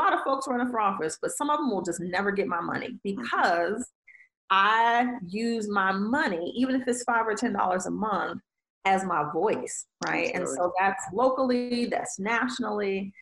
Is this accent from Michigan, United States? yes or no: yes; Detroit, Michigan, United States; I'm from Detroit